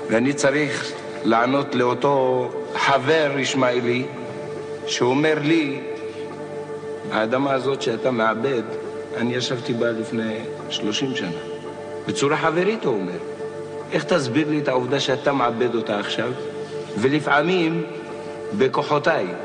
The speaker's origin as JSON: {"language": "Hebrew", "area": "a moshav near Ma'alot", "region": "Northern District", "country": "Israel", "said": "אני בא ממושב פה, מושב על יד מעלות."}